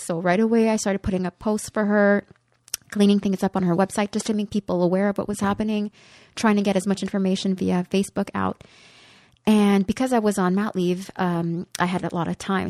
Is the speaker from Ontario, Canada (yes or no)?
no; Côte-des-Neiges, Quebec, Canada; I grew up in Kotinesh, and we lived when my brother and sister came to live with us, we were four children in one bedroom, and we lived in a five and a half